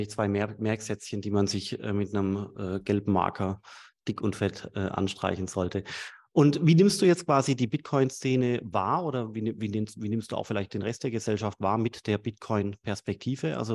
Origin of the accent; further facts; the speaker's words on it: Swabia, Germany; Sag ich als Schwabe.